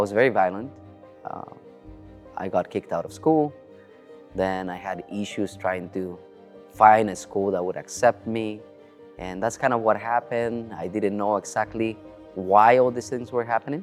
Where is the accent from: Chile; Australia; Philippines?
Chile; I was born in South America, in Chile, to be more specific